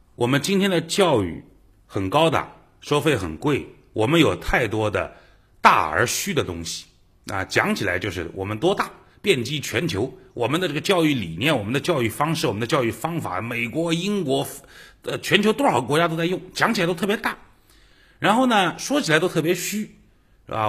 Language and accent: Chinese; China; 我们中国人